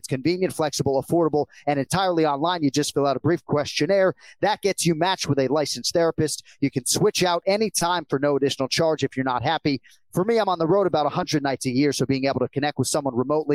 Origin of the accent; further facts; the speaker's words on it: Massachusetts, United States; Kenny and I were growing up in Massachusetts